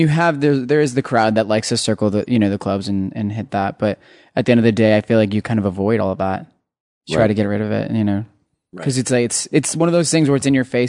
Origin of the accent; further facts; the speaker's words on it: Las Vegas, Nevada, United States; now in Los Angeles, United States; I was born and raised in Vegas